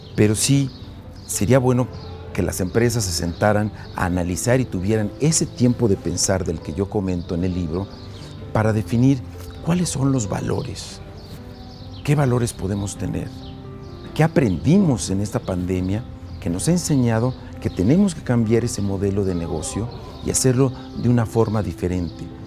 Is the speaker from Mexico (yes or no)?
yes; Mexico; Nosotros como mexicanos